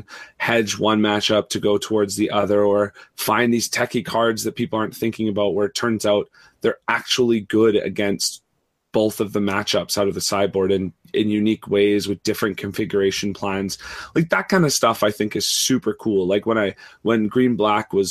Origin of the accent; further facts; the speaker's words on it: Canada; I'm Canadian